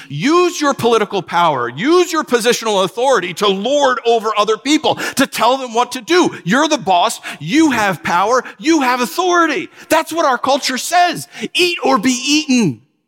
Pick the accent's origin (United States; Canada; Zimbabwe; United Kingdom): United States; New York; born or raised there; moved away as an adult; also born or lived in Southern California